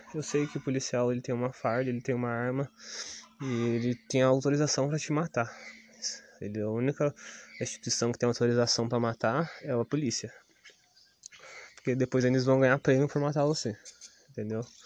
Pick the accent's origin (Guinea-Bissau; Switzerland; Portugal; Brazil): Brazil; Ubatuba, São Paulo; sou do Estufa 2, pô, o Estufa 2, quando eu era moleque, era pior do que Piranguinha